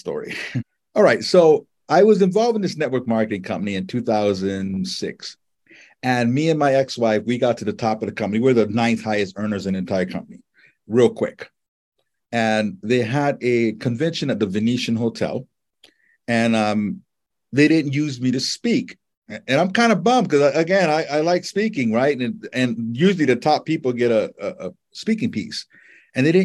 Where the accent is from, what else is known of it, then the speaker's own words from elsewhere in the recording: Honolulu, Hawaii, United States; moved away; I grew up in Honolulu